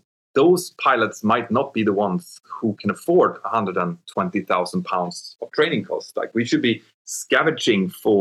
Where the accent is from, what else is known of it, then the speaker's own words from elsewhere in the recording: Örnsköldsvik, Västernorrland County, Sweden; my hometown, around my home village where I came from in Örnsköldsvik.